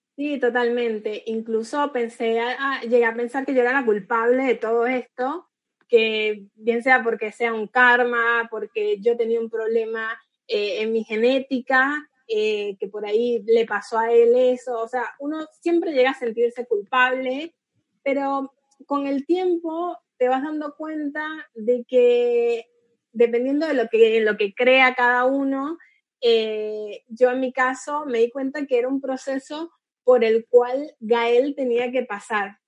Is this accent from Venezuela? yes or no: yes; Venezuela; moved away as an adult; now in Argentina; yo soy venezolana y la mayor parte de mi familia está en Venezuela y hace ya siete años que estoy acá en Argentina